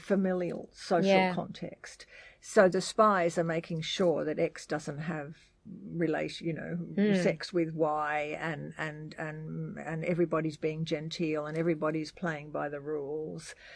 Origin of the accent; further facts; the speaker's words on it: Australia; we are Australian